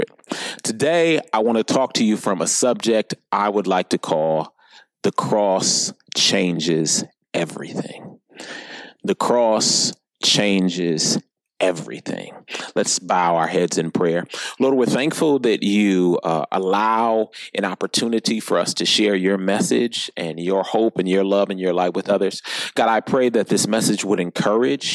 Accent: Minneapolis, Minnesota, United States; now in Sun Prairie, United States; I'm from Minneapolis originally

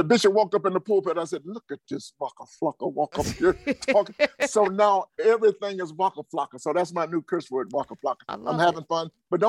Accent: Atlanta, Georgia, United States; I'm from Atlanta.

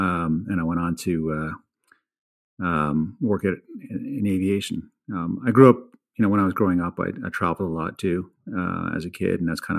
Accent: Brooklyn, New York, United States; also born or lived in London, England; So I was born in 1970 in London, England, and I'm told I lived there for 3 years. Don't remember any of it. Moved to Brooklyn, New York.

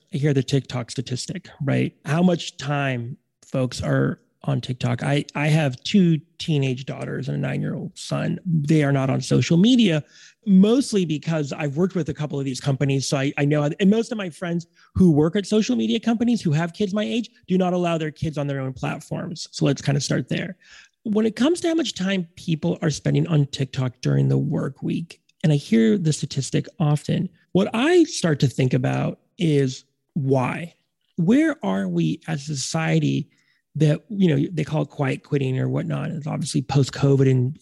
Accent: West Coast, United States; now in East Coast, United States; I'm on the East Coast now, but I was raised on the West Coast

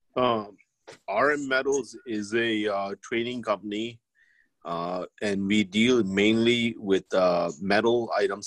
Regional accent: India; moved away; we're from India

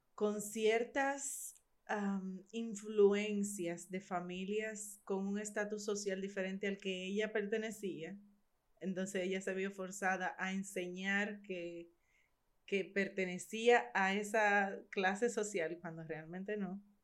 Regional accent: Barahona, Dominican Republic; yo soy de Barahona

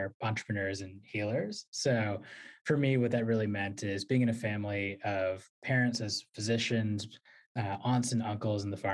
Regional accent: Virginia, United States; moved away as an adult; also born or lived in New York City; now in Washington, D.C., United States; I was born in New York City, grew up in Virginia, and have lived in Washington, D.C. and spent a lot of time in New York ever since

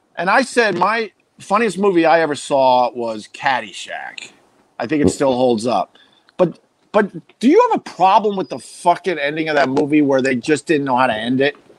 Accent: Centerport, New York, United States; I grew up on Long Island, um, in Centerport

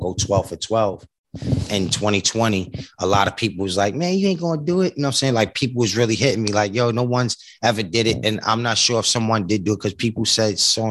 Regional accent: New York City, New York, United States; also born or lived in Lower East Side, Manhattan; I come from Far Rockaway, Queens, and living in Lower East Side, Manhattan. Nigga never really left New York, period

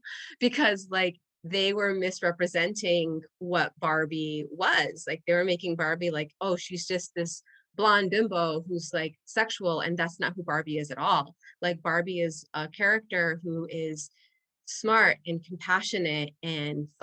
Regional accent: Puerto Rico; first language Spanish; English is a second language; moved away; also born or lived in Indiana, United States; I grew up in a bilingual household, and we had lived in Puerto Rico before living in Indiana, and then we moved back to Puerto Rico. And so English as a child was not my first language

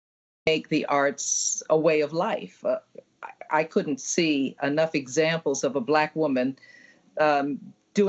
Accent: New York City, New York, United States; I grew up in the projects in New York City

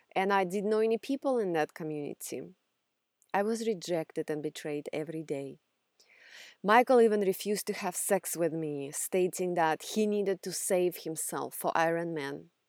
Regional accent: Russia; English is a second language; now in United States; if you haven't figured out from my accent yet, I grew up in Russia

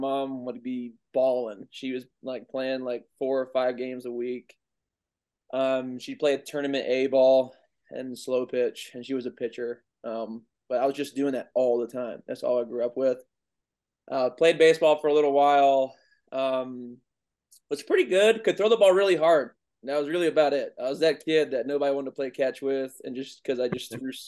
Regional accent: Goldsboro, North Carolina, United States; also born or lived in Raleigh, North Carolina; I grew up in Goldsboro, North Carolina for 10 years. Lived with my grandparents, then moved to the big city of Raleigh, North Carolina

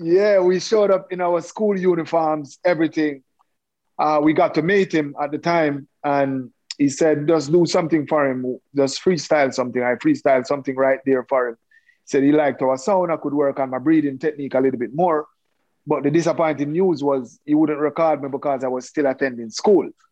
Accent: Kingston, Jamaica; I was born and raised in Kingston, Jamaica.

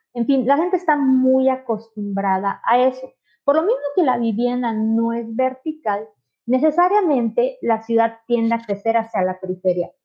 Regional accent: Mérida, Yucatán, Mexico; yo soy de Mérida, este, en Yucateca. Casi toda mi vida he vivido en Yucatán.

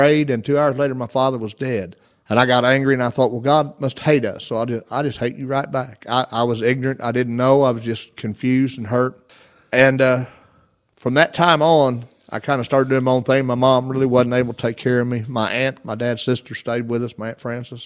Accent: Sims, Illinois, United States; I was born and raised in Sims, Illinois, where I was raised, and it's a little bitty town.

